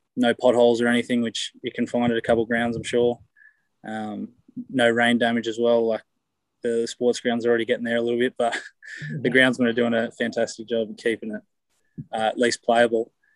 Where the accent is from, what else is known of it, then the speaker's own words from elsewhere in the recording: Canberra, Australian Capital Territory, Australia; moved away as an adult; now in Galway, Ireland; I came to get away from Aussies